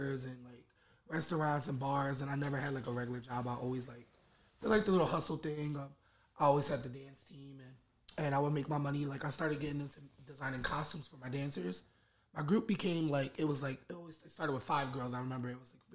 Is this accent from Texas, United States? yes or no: no; Philadelphia, Pennsylvania, United States; I'm 27 years old, and I'm from Philadelphia